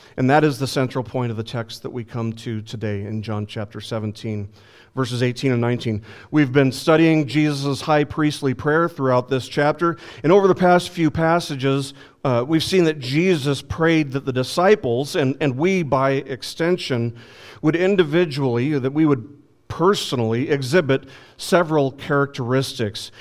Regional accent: Las Vegas, Nevada, United States; when I was growing up in Las Vegas

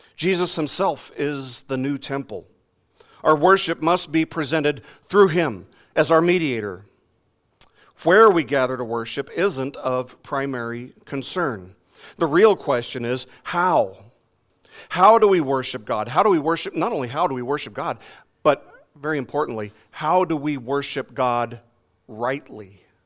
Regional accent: Las Vegas, Nevada, United States; moved away; in my years when I lived in Las Vegas, growing up in Vegas

